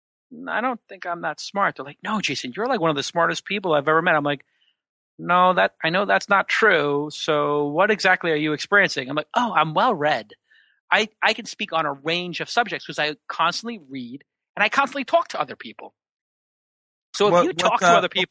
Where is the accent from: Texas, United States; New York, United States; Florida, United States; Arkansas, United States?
New York, United States; New York City; I was a kid from Brooklyn who they thought would become a cop